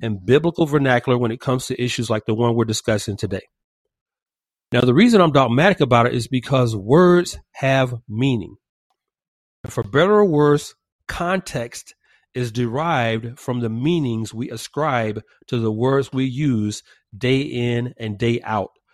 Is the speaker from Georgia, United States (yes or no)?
yes; Georgia, United States; now in California, United States; my home state of Georgia